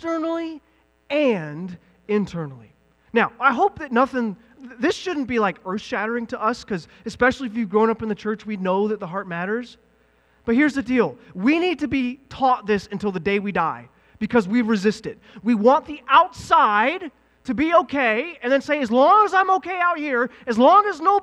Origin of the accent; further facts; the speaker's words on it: the South, United States; moved away; I'm from the South